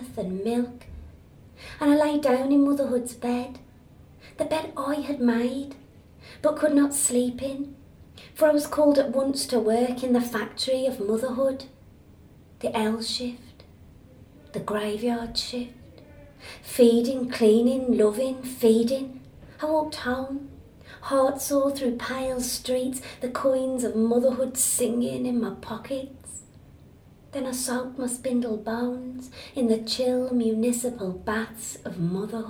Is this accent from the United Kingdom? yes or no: yes; Black Country, West Midlands, United Kingdom; moved away; also born or lived in Edinburgh; where I grew up in the Black Country in Birmingham, there was many, many pigeon lofts